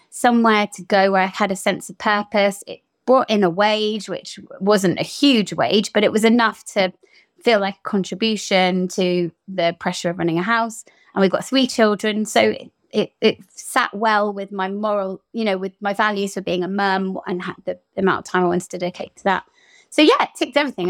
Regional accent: Portugal; moved away; growing up in Portugal

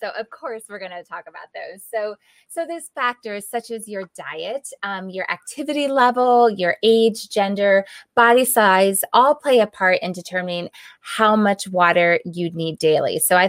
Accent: East Coast, United States; now in Arizona, United States; I came from the East Coast and moved out to Arizona, and so I experienced that whole moving from a more humid climate to a dry climate.

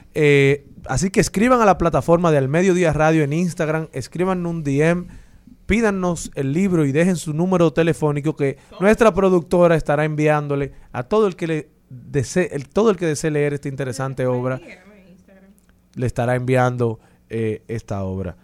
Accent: Dominican Republic; como dominicanos

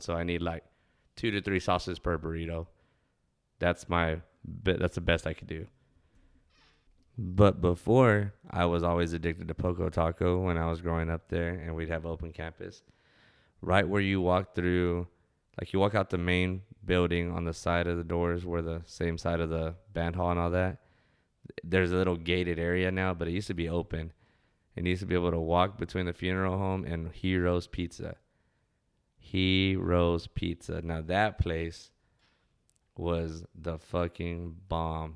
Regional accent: Ozona, Texas, United States; when I was a kid enjoying growing up in Ozona

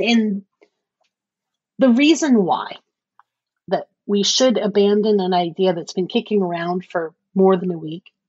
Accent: Cape Canaveral, Florida, United States; I was born in Cape Canaveral, Florida.

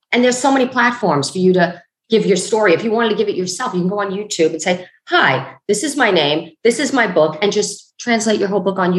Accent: New York City, New York, United States; Growing up in Brooklyn at the time

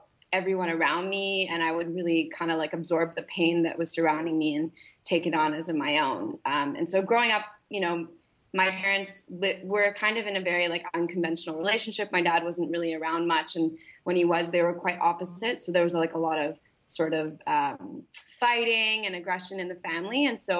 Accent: Malaysia; Yeah. So, I grew up in Malaysia. So I was kind of like grew up very internationally. My dad is in oil and gas. So we moved around a lot when I was younger.

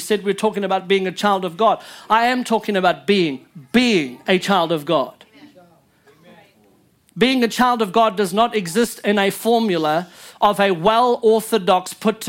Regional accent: Louisiana, United States; You know, I'm just a Cajun that just made it a whole lot later than all y'all. but I do speak French legit.

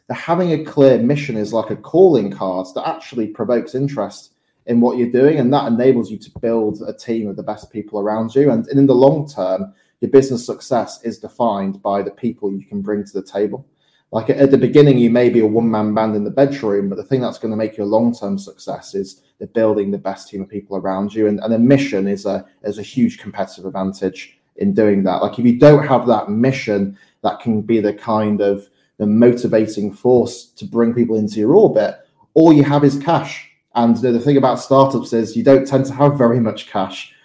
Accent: Morley, Yorkshire and the Humber, United Kingdom; I grew up in Morley in West Yorkshire

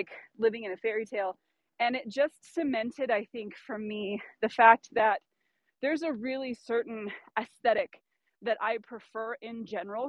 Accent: Pacific Northwest, United States; where I grew up in the Pacific Northwest, the western side of the mountains

